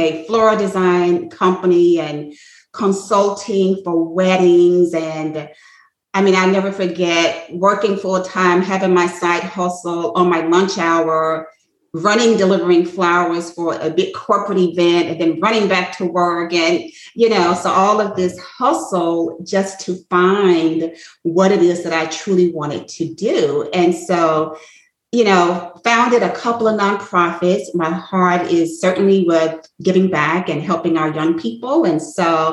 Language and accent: English; Atlanta, Georgia, United States; now in Bluffton, United States; I grew up in Atlanta, Georgia